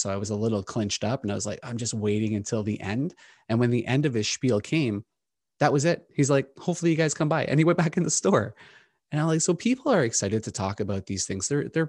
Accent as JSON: {"language": "English", "town": "Toronto", "region": "Ontario", "country": "Canada", "tie": "born or raised there", "said": "I grew up in Scarborough, so yeah, I'm very familiar with Scarborough"}